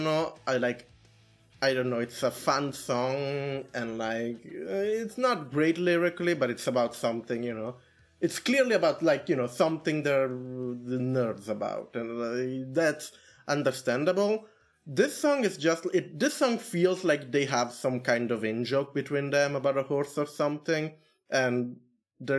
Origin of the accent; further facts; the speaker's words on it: Canada; I'm Canadian